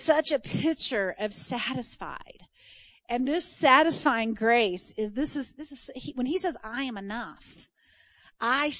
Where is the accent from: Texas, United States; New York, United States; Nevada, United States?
Texas, United States; I'm from Texas